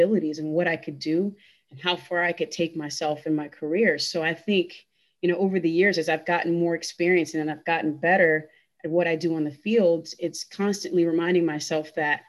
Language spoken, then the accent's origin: English; Louisiana, United States; especially for me, it's very personal because I'm actually originally from Louisiana. So my family history, you know, my family's been in this country for hundreds of years.